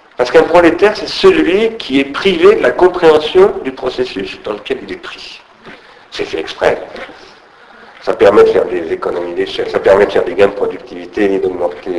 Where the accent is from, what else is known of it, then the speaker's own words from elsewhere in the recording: Sarcelles, Île-de-France, France; quand j'étais gamin, j'habitais à Sarcelles